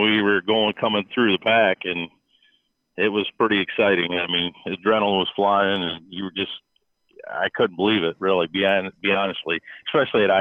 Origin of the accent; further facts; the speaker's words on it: Michigan, United States; I grew up here in Michigan.